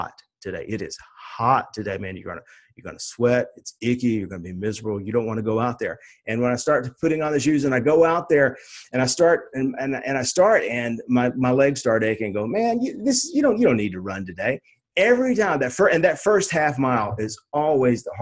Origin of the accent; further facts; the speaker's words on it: Nashville, Tennessee, United States; I'm a redneck from Nashville, Tennessee.